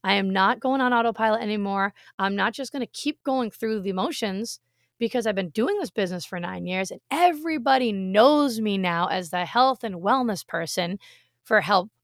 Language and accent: English; Massachusetts, United States; moved away as an adult; also born or lived in Rhode Island; now in Florida, United States; I was born in Rhode Island, I grew up in Massachusetts, and I lived there for 35 years of my life